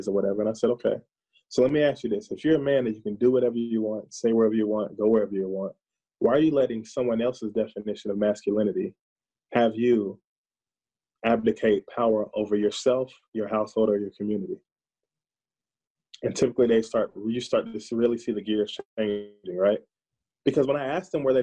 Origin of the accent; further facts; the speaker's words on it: the South, United States; now in Minnesota, United States; I'm from the South